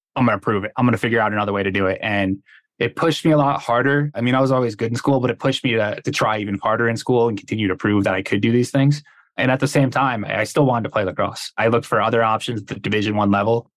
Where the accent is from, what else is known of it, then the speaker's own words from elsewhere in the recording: Connecticut, United States; moved away; I'm from Connecticut originally.